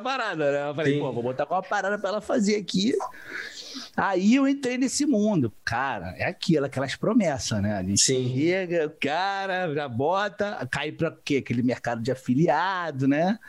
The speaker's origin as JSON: {"language": "Portuguese", "region": "Rio de Janeiro", "country": "Brazil", "said": "Sou do Rio de Janeiro"}